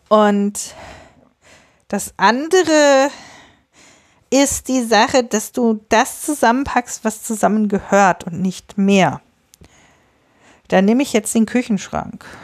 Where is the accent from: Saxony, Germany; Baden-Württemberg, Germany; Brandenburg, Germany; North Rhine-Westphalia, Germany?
North Rhine-Westphalia, Germany; Bielefeld; also born or lived in Osnabrück; Ich komme jetzt aus Bielefeld und ich habe vorher mal in Osnabrück studiert.